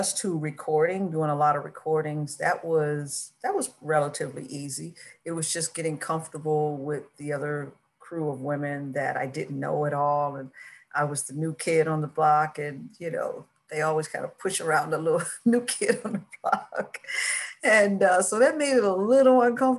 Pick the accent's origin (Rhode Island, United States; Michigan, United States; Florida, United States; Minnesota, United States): Michigan, United States; now in Los Angeles, United States; my home state, Michigan